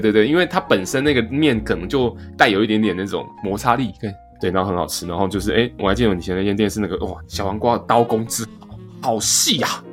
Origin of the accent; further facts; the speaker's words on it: Chiayi, Taiwan; also born or lived in Tainan (mother's origin); 印象中小时候在嘉义的时候也有吃过